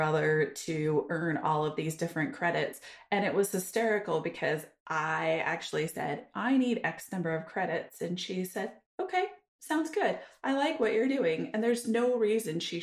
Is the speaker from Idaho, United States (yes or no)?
yes; Idaho, United States; moved away as an adult; also born or lived in Germany; I grew up in Idaho, the second biggest town at a whopping 60,000 people